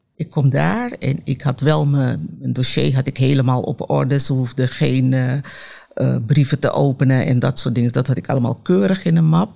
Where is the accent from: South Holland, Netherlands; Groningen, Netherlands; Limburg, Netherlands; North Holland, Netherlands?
North Holland, Netherlands; Amsterdam; ik kom uit Amsterdam Zuidoost